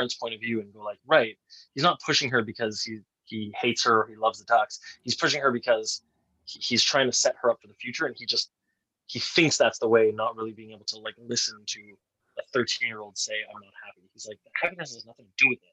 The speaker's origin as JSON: {"language": "English", "country": "Canada", "said": "As a Canadian"}